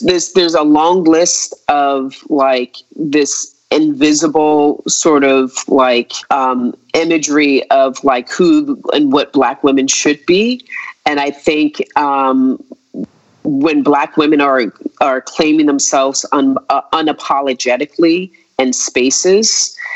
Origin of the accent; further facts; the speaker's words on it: United States; think about myself as an American